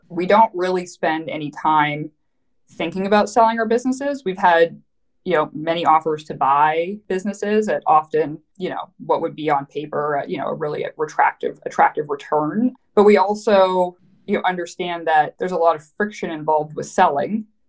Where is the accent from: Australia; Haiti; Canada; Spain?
Canada; Vancouver, British Columbia; moved away as an adult; also born or lived in New York City; now in United States; I am Canadian. So, hey, uh, so I grew up in Vancouver